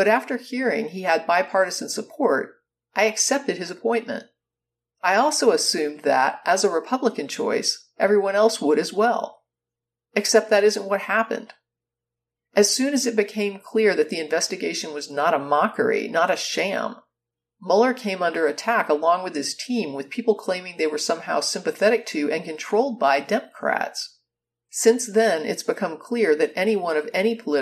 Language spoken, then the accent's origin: English; United States; Growing up in the United States, I was always taught through lessons in The Birth of Our Nation